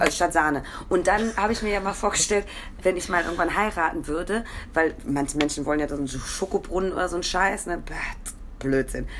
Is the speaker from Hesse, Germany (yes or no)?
no; Ruhr area, North Rhine-Westphalia, Germany; Ich komme aus dem Ruhrgebiet